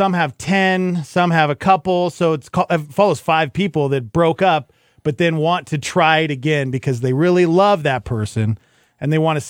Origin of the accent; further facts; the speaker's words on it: Brooklyn, New York, United States; also born or lived in Australia / New Jersey; I was raised in Brooklyn, moved to Australia for, you know, part of my childhood, but then moved back